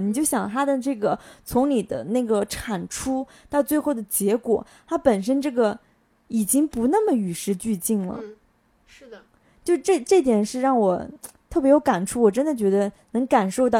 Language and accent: Chinese; southern China, China; 我作为南方人